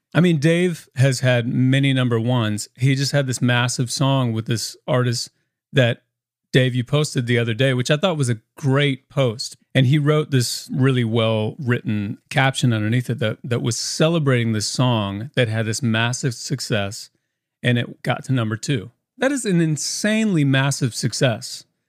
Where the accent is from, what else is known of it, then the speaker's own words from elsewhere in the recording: Indiana, United States; moved away as an adult; now in Nashville, United States; I grew up in a really musical family in Indiana and the family is all still back in Indiana. I'm the only one down here in Nashville.